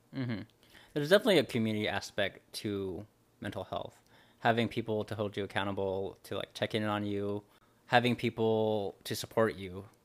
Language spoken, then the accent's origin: English; Los Angeles, California, United States; I'm from Los, Los Angeles